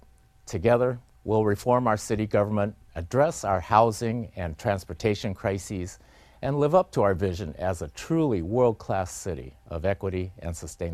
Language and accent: English; Seattle, Washington, United States; I'm a lifelong resident of our area, and I still live in the home I grew up in on Beacon Hill. I'm the son of Japanese-American citizens who were incarcerated during World War II just because of their ethnicity.